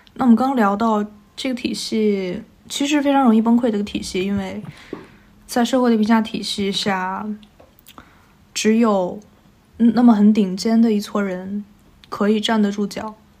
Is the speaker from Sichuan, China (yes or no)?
no; Hengshui, Hebei, China; 我小的时候是在一个衡水市的一个封闭学校学习的，我没有办法接触到外界的世界